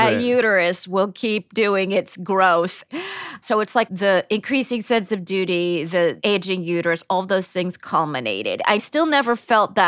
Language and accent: English; Palm Springs, California, United States; I grew up in Palm Springs, California, which is in fact a resort town